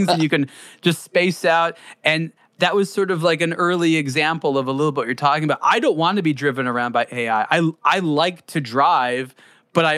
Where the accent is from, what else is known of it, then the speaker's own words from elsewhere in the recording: Southern California, United States; I grew up in Southern California, the birthplace of the freeway, driving fast